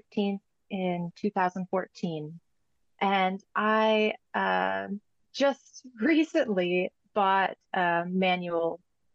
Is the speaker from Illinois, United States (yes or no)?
no; Sioux Falls, South Dakota, United States; moved away; also born or lived in Northern California; I'm originally from Sioux Falls, South Dakota, and I would usually go back there to see family and friends